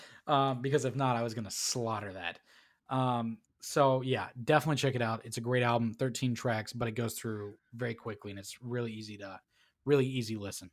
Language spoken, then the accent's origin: English; Tennessee, United States; I'm from Tennessee.